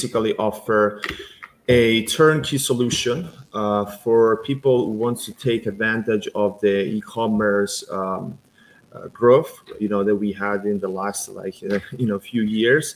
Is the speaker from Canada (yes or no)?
no; Italy; now in United States; I was born and raised in Italy.